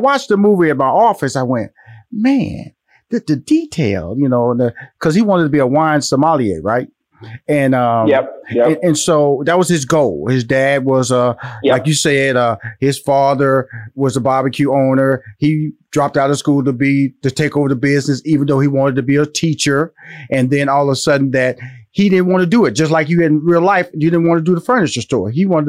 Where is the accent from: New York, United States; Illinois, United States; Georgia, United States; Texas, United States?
Texas, United States; Houston; When you talk about Memphis, I'm from Houston, Texas. I'm a Texas boy.